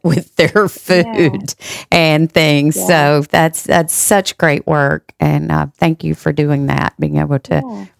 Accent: the South, United States; accent: Southern; my Southern accent.

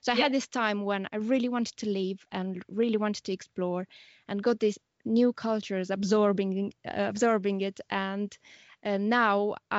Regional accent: Moldova; moved away; When I go back to Moldova, I feel I kind of have a little bit of different mentality. But then when I'm here, I feel sometimes that I have Moldovan mentality.

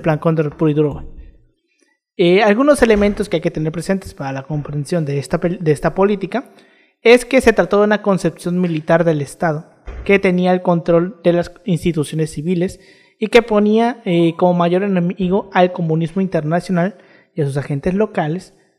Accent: Mexico; nosotros nos quejamos de la desigualdad aquí en México

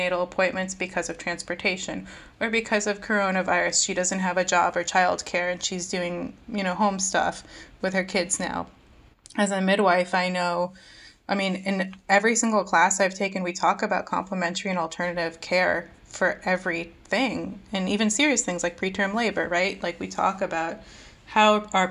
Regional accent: India; now in United States; as an Indian immigrant

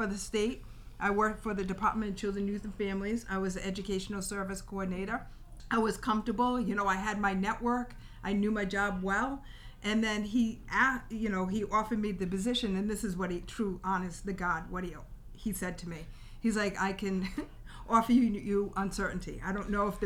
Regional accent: Rhode Island, United States; I'm from Rhode Island

